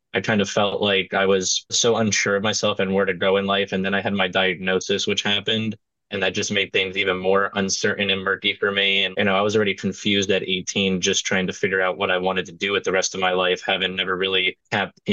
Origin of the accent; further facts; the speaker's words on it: New Jersey, United States; I grew up in Opaqua, New Jersey, and that's pretty much the furthest left corner. It's like in Sussex County